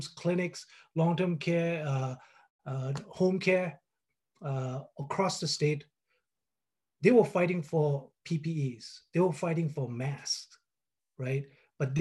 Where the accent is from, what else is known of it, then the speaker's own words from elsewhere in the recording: Kalimpong, West Bengal, India; moved away as an adult; I was born in Kalimpong. It's a small town in the foothills of the Himalayas. You know, for the 30 years that I lived there